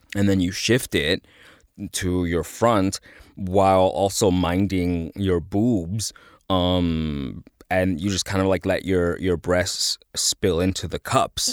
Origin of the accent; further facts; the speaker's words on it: El Salvador; "Oh, El Salvador."